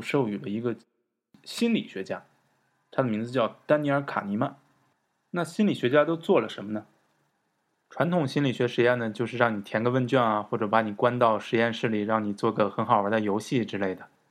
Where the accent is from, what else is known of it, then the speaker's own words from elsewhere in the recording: China; 我们在中国活上二三十年